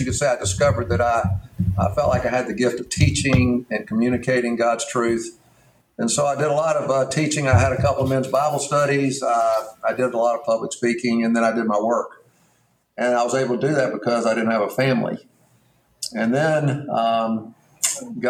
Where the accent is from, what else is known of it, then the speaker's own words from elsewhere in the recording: Mountain Brook, Alabama, United States; I grew up in Mountain Brook, Alabama. I went to Mountain Brook High School.